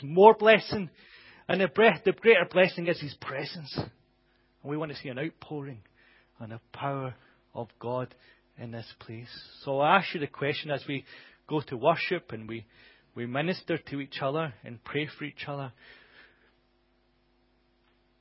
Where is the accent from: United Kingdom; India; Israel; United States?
United Kingdom; us as British people